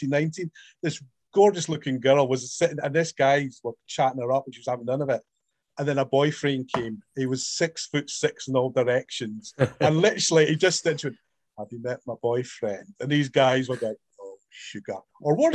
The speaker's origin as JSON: {"language": "English", "region": "Scotland", "country": "United Kingdom", "said": "me being Scottish"}